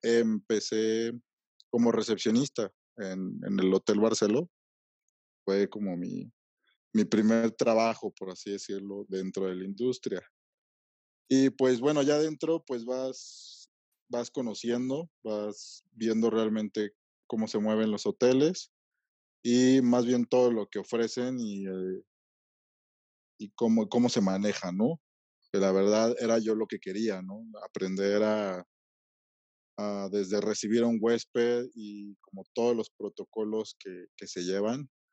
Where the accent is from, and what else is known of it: Mexico